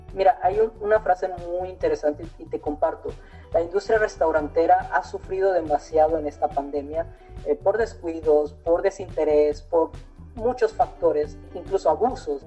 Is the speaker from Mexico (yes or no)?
yes; Mexico; nosotros somos de aquí, perdón, somos mexicanos